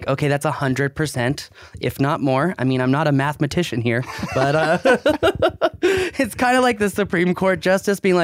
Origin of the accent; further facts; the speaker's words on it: United States; I'm an American libertarian